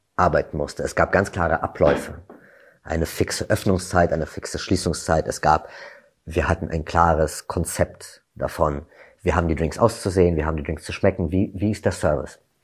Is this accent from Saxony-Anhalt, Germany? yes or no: no; Berlin, Germany; also born or lived in London; ich komme aus Berlin